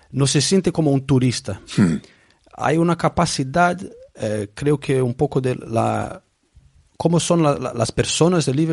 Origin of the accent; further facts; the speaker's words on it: Brazil; Spanish is a second language; now in England, United Kingdom; Eh, yo soy brasileño, pero vivo aquí en Inglaterra hace 30 años.